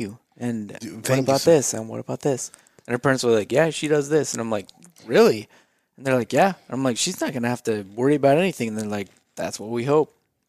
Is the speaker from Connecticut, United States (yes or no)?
no; Idaho, United States; I'm from Idaho